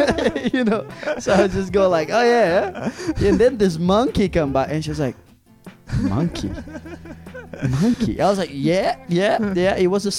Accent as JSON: {"language": "English", "country": "Brazil", "moved": "yes", "lives_now": "Zurich, Switzerland", "said": "I'm from Brazil."}